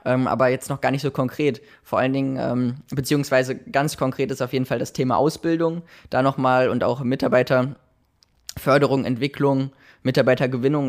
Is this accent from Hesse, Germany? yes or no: no; Dortmund, North Rhine-Westphalia, Germany; moved away as an adult; also born or lived in Bochum / Münsterland / Heilbronn; now in Ludwigshafen, Germany; ich komme gebürtig aus Dortmund und ähm, von daher bin ich am Wochenende auch mal in der Heimat